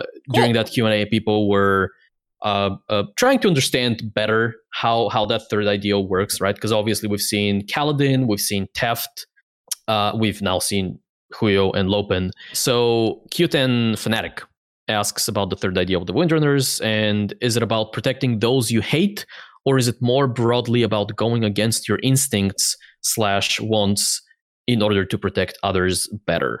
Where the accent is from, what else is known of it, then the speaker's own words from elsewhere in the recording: Bulgaria; first language Bulgarian; English is a second language; in my native language, in Bulgarian